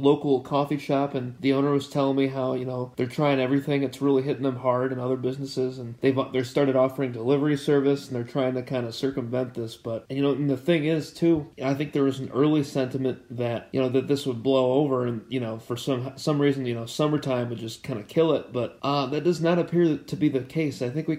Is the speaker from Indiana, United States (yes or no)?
no; Saugatuck, Michigan, United States; I'm from Saugatuck